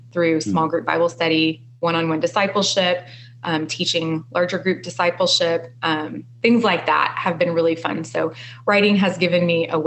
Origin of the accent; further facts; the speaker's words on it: Texas, United States; moved away as an adult; also born or lived in Baltimore, Maryland; I grew up in Texas, but we moved to the Mid-Atlantic about 7 years ago